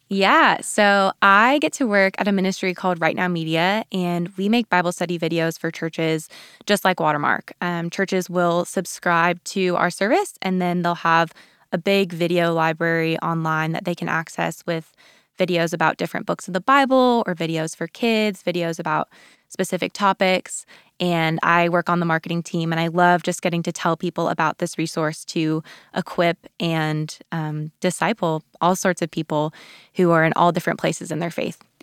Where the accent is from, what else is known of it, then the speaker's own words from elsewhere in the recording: Colorado, United States; moved away as an adult; also born or lived in Texas; I grew up in Colorado